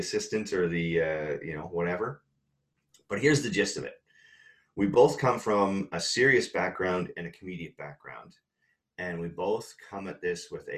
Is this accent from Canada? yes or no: yes; Canada; I didn't grow up in LA. I grew up in Canada.